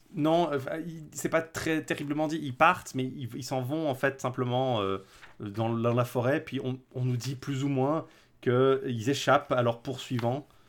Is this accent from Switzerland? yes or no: yes; French-speaking Switzerland, Romandy, Switzerland; je suis suisse-roman